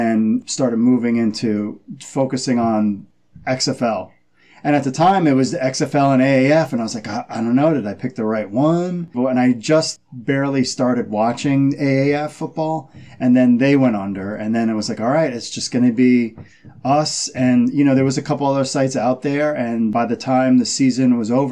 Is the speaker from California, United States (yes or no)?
no; New York, United States; moved away as an adult; also born or lived in Maryland / Baltimore; I'm from New York, so I was a Jets fan, then moved out to Maryland